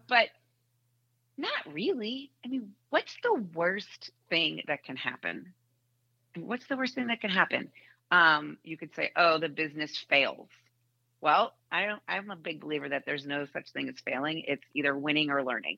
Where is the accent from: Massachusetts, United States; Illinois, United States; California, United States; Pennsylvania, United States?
Massachusetts, United States; Boston; moved away as an adult; now in Indianapolis, United States; I grew up in Boston